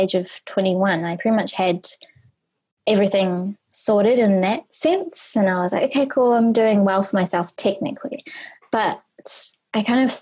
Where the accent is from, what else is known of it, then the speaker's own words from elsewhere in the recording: New Zealand; moved away as an adult; also born or lived in Australia; when I was 18, I moved from New Zealand to Australia